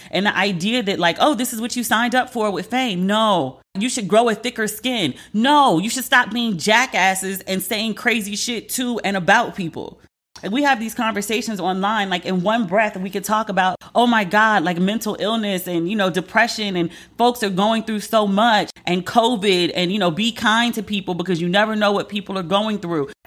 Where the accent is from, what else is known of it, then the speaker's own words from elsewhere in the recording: United States; as a Black American